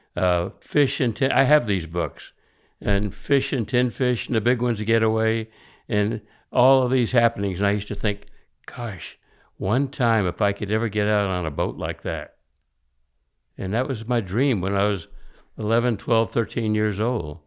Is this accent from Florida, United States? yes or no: yes; Miami, Florida, United States; I was born there in nineteen thirty